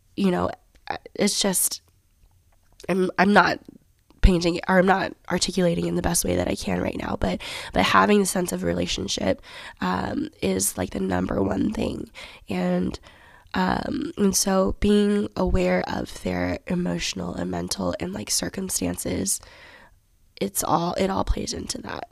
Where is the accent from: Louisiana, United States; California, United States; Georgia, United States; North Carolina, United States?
Georgia, United States; Johns Creek; also born or lived in Alpharetta, Georgia; I grew up in Johns Creek, Georgia